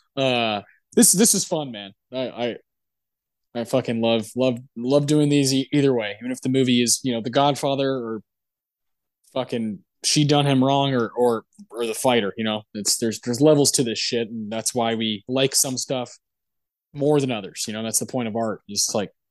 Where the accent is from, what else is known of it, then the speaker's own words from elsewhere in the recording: Texas, United States; we're from Texas